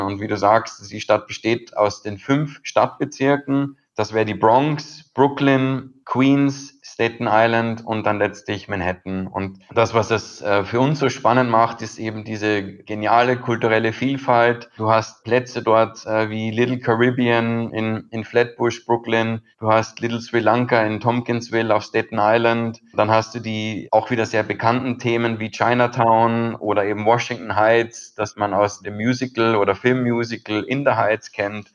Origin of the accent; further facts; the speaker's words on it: Austria; bei uns in Österreich